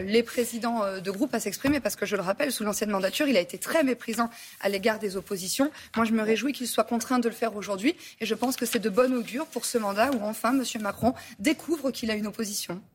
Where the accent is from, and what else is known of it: France